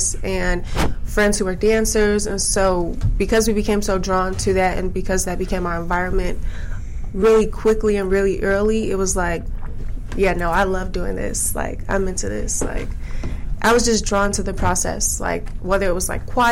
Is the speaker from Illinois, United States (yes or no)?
yes; Chicago, Illinois, United States; I'm from the south side of Chicago, so not far. I came from South Shore